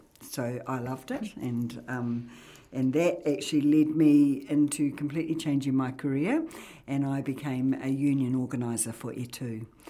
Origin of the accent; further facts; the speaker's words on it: Auckland, New Zealand; I mean, I came from Auckland, so in Auckland, you know your neighbour, but you don't know anything about them, put it that way.